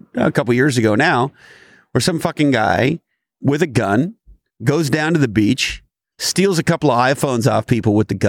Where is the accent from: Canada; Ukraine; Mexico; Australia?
Canada; now in United States; And, of course, I grew up in Canada.